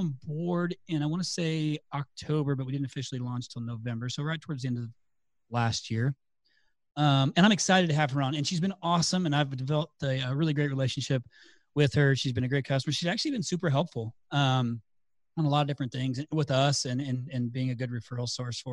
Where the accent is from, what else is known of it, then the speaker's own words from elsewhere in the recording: Indiana, United States; I am from Indiana, so I'm just south of you.